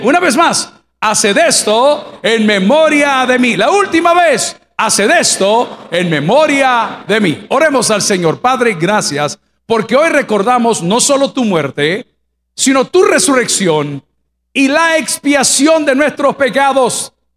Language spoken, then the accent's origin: Spanish; El Salvador; yo me crié en un hogar cristiano y me mandaron a colegios católicos porque en El Salvador en mi época no habían colegios